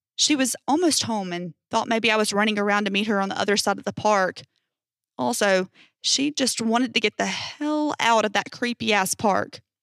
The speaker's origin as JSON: {"language": "English", "country": "United States", "said": "I'm from America, United States"}